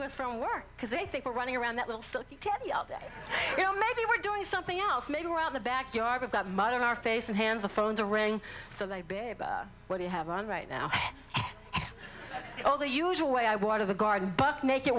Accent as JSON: {"language": "English", "town": "New Orleans", "region": "Louisiana", "country": "United States", "accent": "southern", "said": "I'm from New Orleans"}